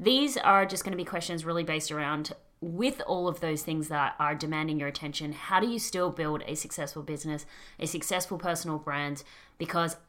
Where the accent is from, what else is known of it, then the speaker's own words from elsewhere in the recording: Australia; accent: Australian; my Australian accent